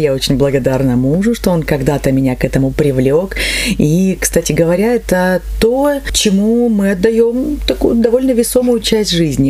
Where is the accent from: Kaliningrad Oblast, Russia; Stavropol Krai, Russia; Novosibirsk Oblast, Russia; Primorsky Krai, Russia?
Stavropol Krai, Russia; Neftekumsk; moved away; Я все детство а, провела в Нефтекумске. Именно там я родилась